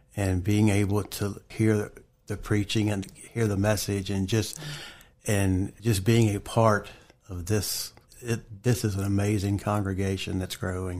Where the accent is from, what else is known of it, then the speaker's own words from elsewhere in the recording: Bridgewater, Virginia, United States; also born or lived in Linville; I grew up more in the Bridgewater T A area.